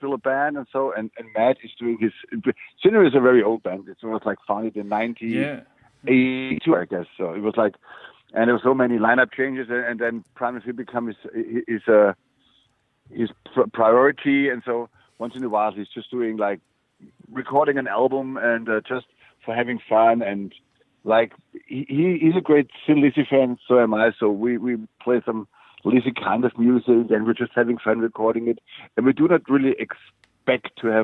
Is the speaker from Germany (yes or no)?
yes; Germany; also born or lived in Stuttgart area; now in Stuttgart, Germany; I grew up in West